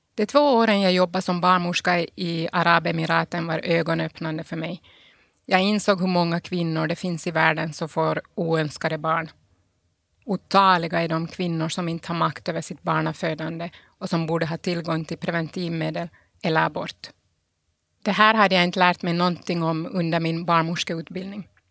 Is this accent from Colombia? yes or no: no; Pargas, Southwest Finland, Finland; moved away as an adult; also born or lived in Sundsvall / Italy; now in Geneva, Switzerland; min barndom i Pargas